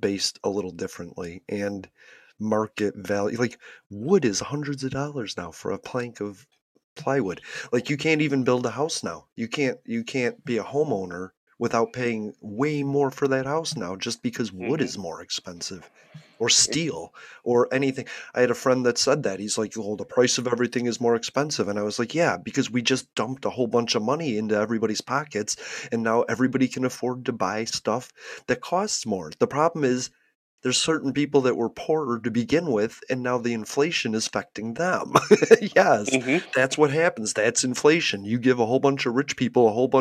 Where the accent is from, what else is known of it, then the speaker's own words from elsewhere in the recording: United States; as an American